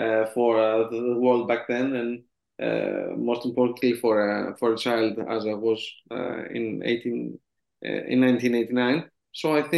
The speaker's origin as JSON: {"language": "English", "town": "Athens", "region": "Attica", "country": "Greece", "tie": "born or raised there", "second_language": "English", "said": "I was born and raised in Athens, in the wider area of Athens."}